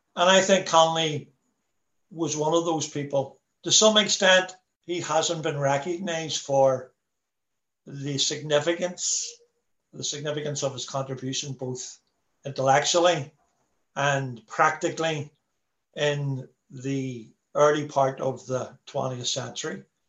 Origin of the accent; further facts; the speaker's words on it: Belfast, Northern Ireland, United Kingdom; I'm from a working class Irish Catholic background. I'm from the Falls Road, born Catholic